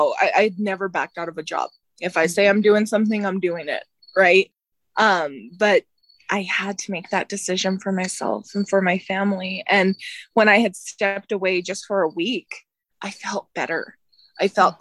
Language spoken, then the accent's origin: English; Albuquerque, New Mexico, United States; I had got an internship in my hometown station. It's KOB. They're the NBC station in Albuquerque.